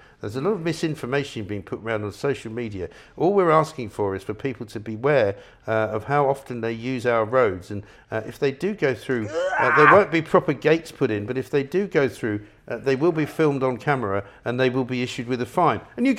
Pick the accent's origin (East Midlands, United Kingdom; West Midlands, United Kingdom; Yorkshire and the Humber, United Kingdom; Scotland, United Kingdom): Scotland, United Kingdom; I can say all that because I am Scottish, obviously.